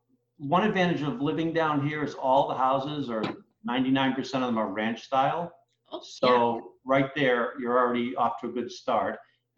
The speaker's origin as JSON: {"language": "English", "area": "just south of Boston", "region": "Massachusetts", "country": "United States", "tie": "born or raised there", "moved": "as an adult", "lives_now": "Southwest Florida, United States", "said": "I grew up in Massachusetts, just south of Boston. Okay. Born in Boston, but lived there as a kid, but moved around a little bit."}